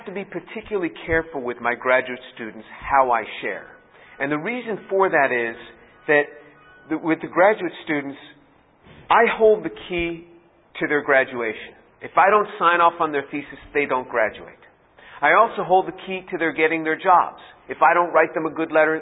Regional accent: New York, United States; I'm from New York

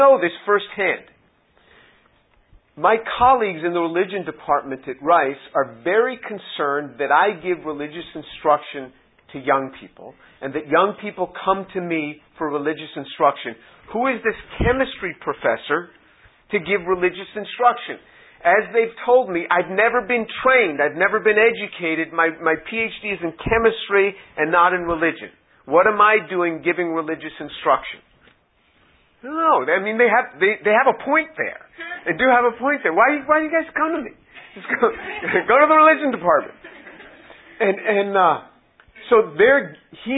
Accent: New York City, New York, United States; I'm from New York City

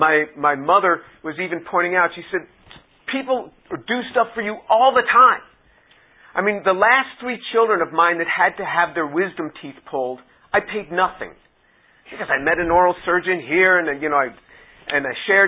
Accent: United States; I was the speaker from the United States

